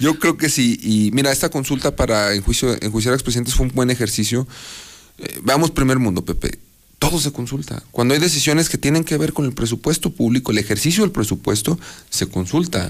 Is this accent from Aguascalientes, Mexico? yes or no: yes; Aguascalientes, Mexico; Yo nací aquí en Aguascalientes, en el barrio de la Purísima.